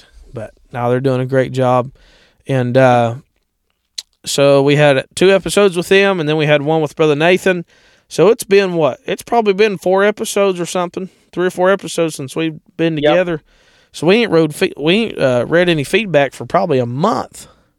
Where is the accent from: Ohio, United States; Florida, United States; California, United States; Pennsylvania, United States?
Ohio, United States; I grew up in Ohio